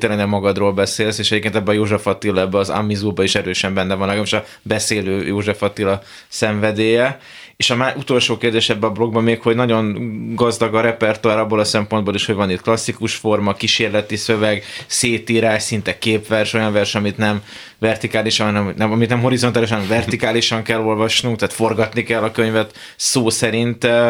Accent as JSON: {"language": "Hungarian", "country": "Hungary", "tie": "born or raised there", "said": "magyar családban nőttem föl"}